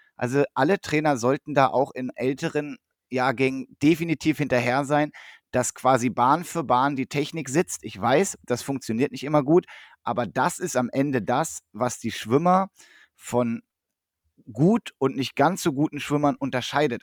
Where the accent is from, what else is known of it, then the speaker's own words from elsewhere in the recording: Northern Germany, Germany; now in Essen, Germany; als Norddeutscher